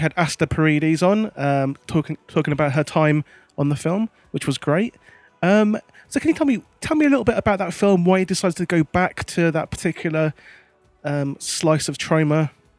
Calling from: London, United Kingdom; I'm in London.

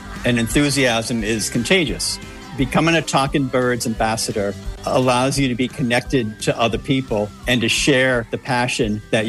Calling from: Westwood, Massachusetts, United States; I'm calling from Westwood, Massachusetts.

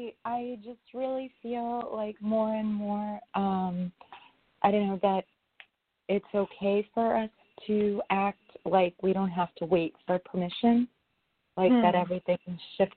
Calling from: New York, United States; I'm calling from New York.

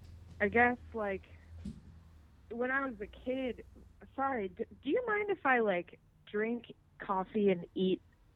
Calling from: Los Angeles, California, United States; I'm in LA.

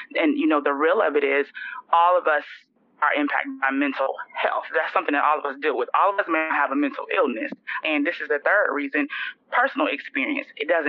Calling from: Florida, United States; I am joining you from Florida.

